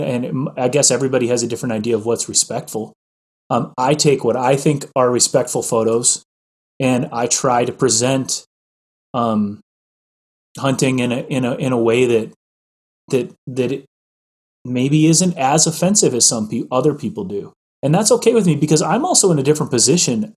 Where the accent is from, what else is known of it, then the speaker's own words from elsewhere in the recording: Midwest, United States; I grew up in the Midwest